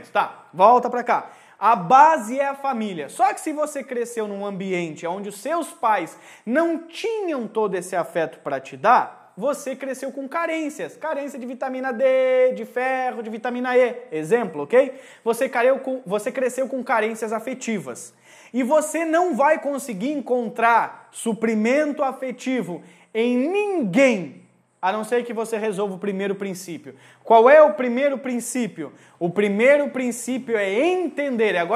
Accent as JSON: {"language": "Portuguese", "region": "Rio Grande do Sul", "country": "Brazil", "tie": "born or raised there", "said": "Eu cresci no meio do campo, eu venho do Rio Grande do Sul."}